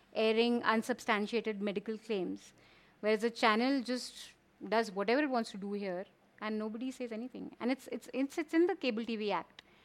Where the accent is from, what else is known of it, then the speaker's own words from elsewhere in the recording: Kumaon, Uttarakhand, India; I'm from Kumao and from the hills